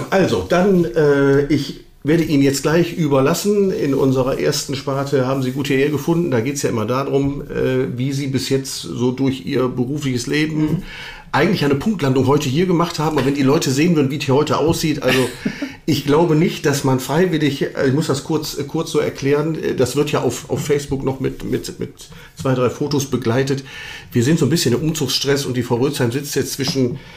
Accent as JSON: {"language": "German", "town": "Düsseldorf", "region": "North Rhine-Westphalia", "country": "Germany", "tie": "born or raised there", "said": "Sie wissen ja, ich bin ja gebürtiger Düsseldorfer."}